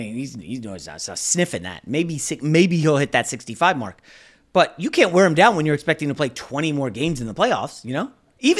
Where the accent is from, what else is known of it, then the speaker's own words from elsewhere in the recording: Washington, District of Columbia, United States; also born or lived in New York; I was born in New York, so I root for New York teams, but I grew up in the DC area.